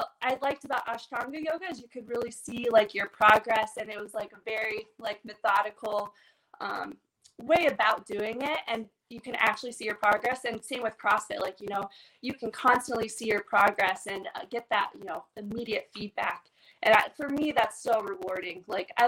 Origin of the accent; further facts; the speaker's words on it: Indiana, United States; moved away as an adult; now in Connecticut, United States; I'm from Indiana